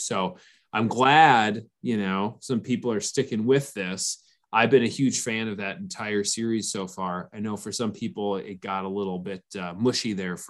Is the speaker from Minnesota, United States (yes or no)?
yes; Minnesota, United States